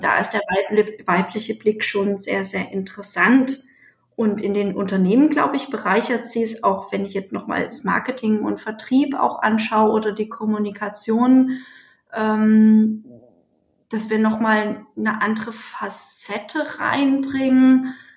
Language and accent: German; Leipzig, Saxony, Germany; Ich war 14, ich bin in Leipzig geboren, war 14, als die Mauer gefallen ist